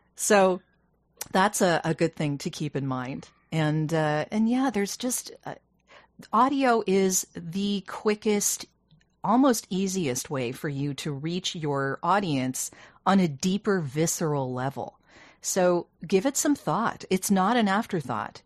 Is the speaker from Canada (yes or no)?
yes; Canada; I'm Canadian